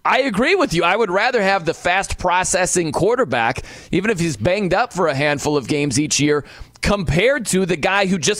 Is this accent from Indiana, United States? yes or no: yes; South Bend, Indiana, United States; I'm from South Bend, Indiana